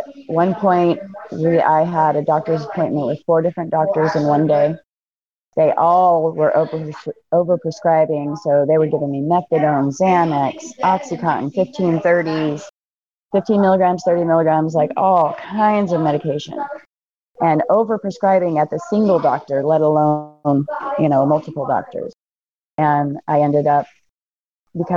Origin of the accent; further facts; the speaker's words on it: Fort Myers, Florida, United States; moved away; also born or lived in Seattle, Washington; I was born in Florida. And in Fort Myers, Florida. I was raised part of my life up in Seattle. Okay. So I'm kind of all over. But Florida girl by nature